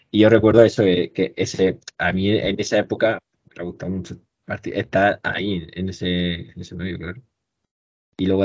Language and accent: Spanish; Region of Murcia, Spain; al final, la zona que somos, que somos de Murcia